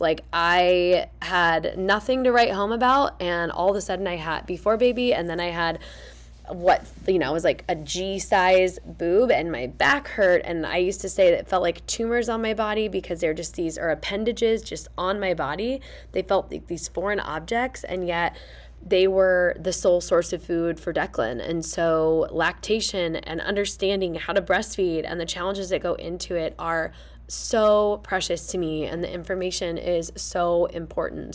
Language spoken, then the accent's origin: English; Fishers, Indiana, United States; moved away; I'm back in my hometown of Fishers, Indiana, spending time with my family